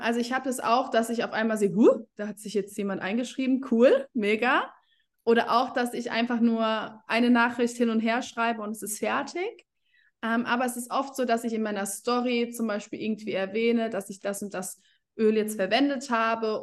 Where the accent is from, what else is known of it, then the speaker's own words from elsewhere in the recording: Germany; Ich komme aus Deutschland